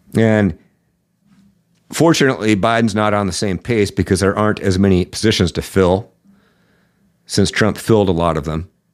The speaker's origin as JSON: {"language": "English", "town": "Seattle", "region": "Washington", "country": "United States", "said": "I'm from the Seattle area"}